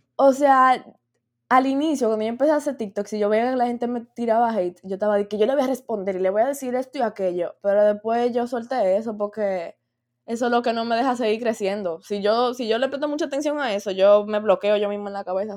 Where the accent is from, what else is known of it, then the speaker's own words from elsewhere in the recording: Dominican Republic; yo soy dominicana